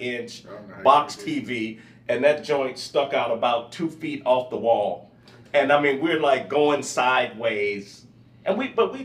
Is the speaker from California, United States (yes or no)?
no; St. Louis, Missouri, United States; now in Texas, United States; I'm from St. Louis, so where I'm from, you have basements